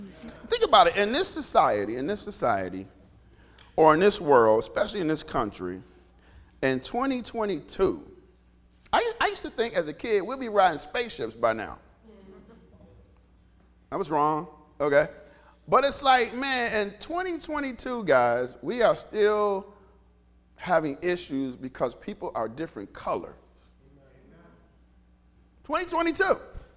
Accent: Detroit, Michigan, United States; Growing up in Detroit

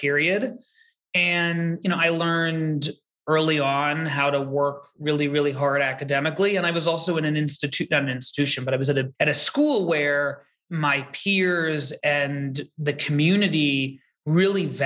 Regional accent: New York City, New York, United States; I grew up in New York City. I grew up very close to where I live now. I grew up on the Upper West Side

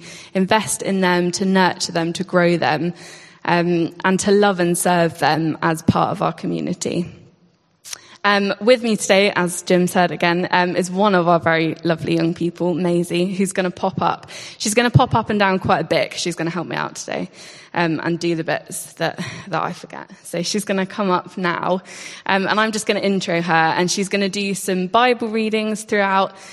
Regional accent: Warsash, South East England, United Kingdom; moved away as an adult; I grew up in Warsash, really close to here

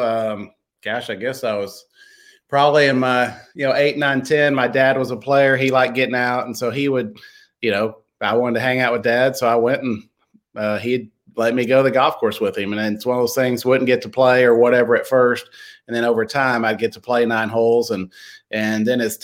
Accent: Lubbock, Texas, United States; also born or lived in Houston, Texas / Dallas, Texas; now in Corpus Christi, United States; I grew up in Lubbock.

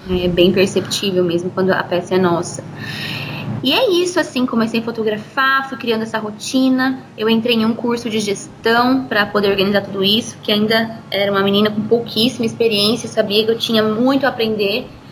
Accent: Colorado, Brazil; also born or lived in São Paulo; E eu nasci aqui em Colorado, né? Meus pais, é, sempre moraram aqui. Eu nasci, fui criada aqui

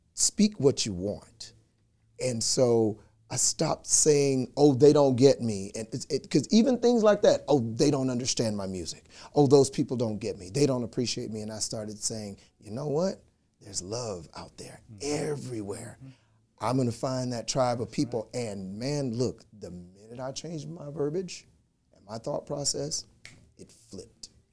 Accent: Louisiana, United States; we grew up together in Louisiana

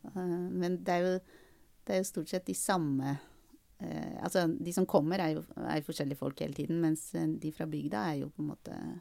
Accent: Bærum, Akershus, Norway; Jeg vokste opp i Østre Bærum i en, i en sånn Vatnevilla.

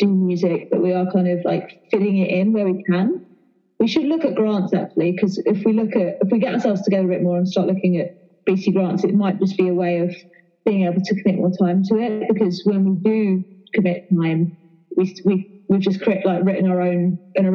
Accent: Epsom, South East England, United Kingdom; also born or lived in Hammersmith, London / London; now in Whistler, Canada; I was born in Hammersmith, London, and I grew up in Epsom, Surrey. But I live in Whistler now, not Squamish.

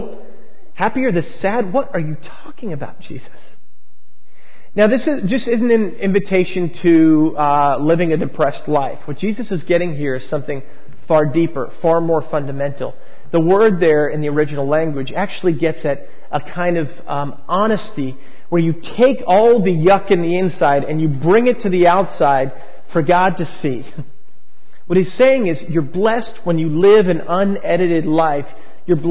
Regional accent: Long Island, New York, United States; now in San Francisco, United States; I grew up on Long Island

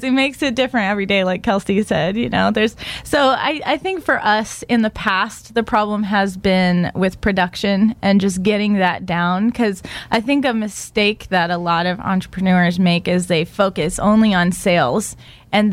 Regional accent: Central Coast, California, United States; now in Austin, United States; I grew up in California on the Central Coast, which is just paradise.

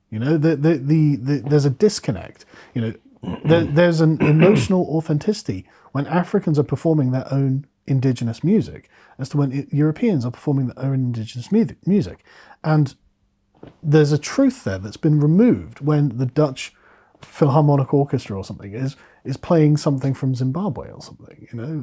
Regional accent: England, United Kingdom; as an Englishman

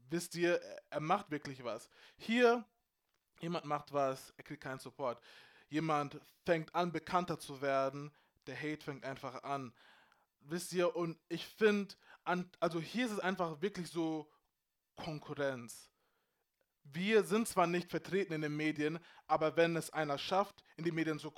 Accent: Freising, Bavaria, Germany; ich bin in Freising groß geworden. Wir waren sechs schwarze ghanaische Familien oder so, wo ich klein war. You know what I'm saying? Und trotzdem, I was proud to be Ghanaian.

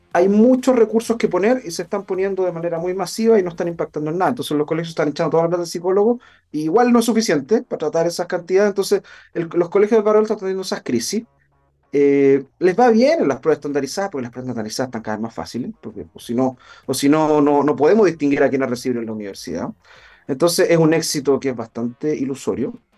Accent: Chile; nos caracterizaba como chilenos

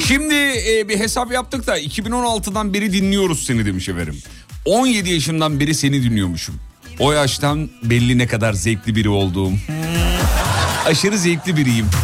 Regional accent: Derince, Kocaeli, Turkey; Biz çocukken Kocaeli'de, Derince'de

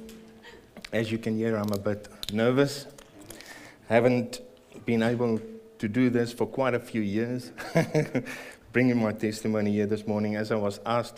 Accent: Pretoria, Gauteng, South Africa; moved away as an adult; also born or lived in Greymouth, New Zealand; now in New Zealand; I was born and raised in Pretoria

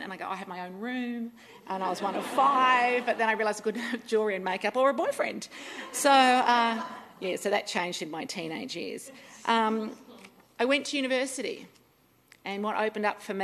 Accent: Cowra, New South Wales, Australia; also born or lived in Brungle / South Brisbane; now in Brisbane, Australia; I'm a Wiradjuri woman. I have Wiradjuri belonging from Cowra and Brungle.

